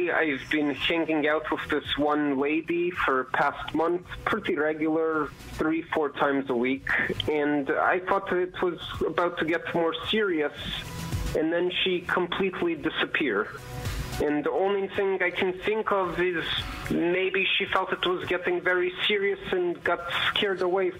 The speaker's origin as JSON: {"language": "English", "country": "Russia", "tie": "born or raised there", "accent": "Eastern Europe", "moved": "yes", "lives_now": "Texas, United States", "said": "born in Russia, live in Texas."}